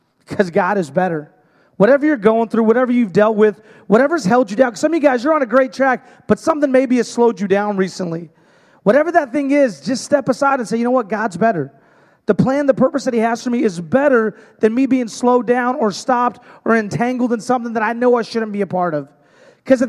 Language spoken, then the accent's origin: English; Hermiston, Oregon, United States; I'm from Hermiston, Oregon.